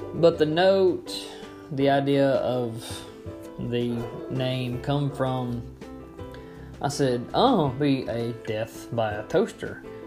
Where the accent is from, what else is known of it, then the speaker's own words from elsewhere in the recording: Florence, United States; accent: southern; we grew up in Florence